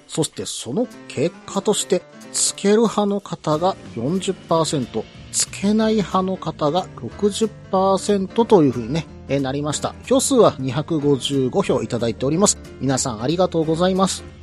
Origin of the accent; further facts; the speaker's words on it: Osaka, Japan; 出身である大阪